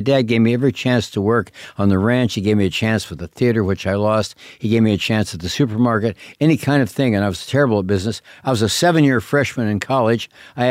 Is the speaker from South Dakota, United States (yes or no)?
yes; Spearfish, South Dakota, United States; moved away; also born or lived in Deadwood, South Dakota; I was born in Deadwood, raised in Spearfish.